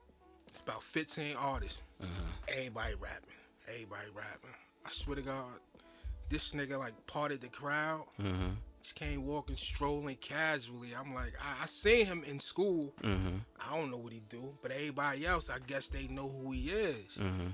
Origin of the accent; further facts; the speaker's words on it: Jersey City, New Jersey, United States; I'm from Jersey City, born and raised. I ain't been no other place.